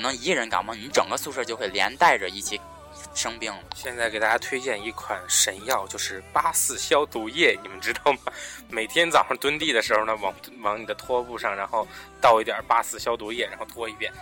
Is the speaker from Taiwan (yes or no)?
no; northern China, China; 咱们都是北方的，然后并且咱们还是在咱们本省里上学